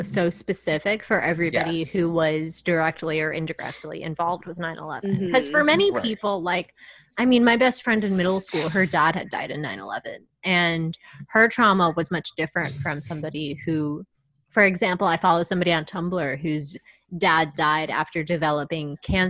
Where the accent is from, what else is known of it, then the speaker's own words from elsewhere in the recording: Long Island, New York, United States; my hometown